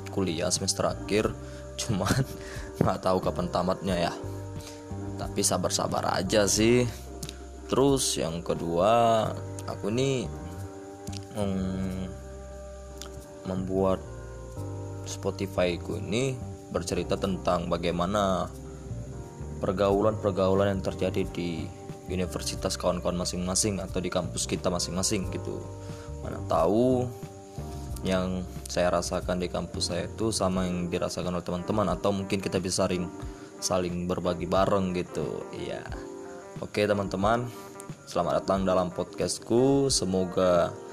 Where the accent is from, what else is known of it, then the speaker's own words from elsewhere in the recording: Medan, North Sumatra, Indonesia; Aku orang Medan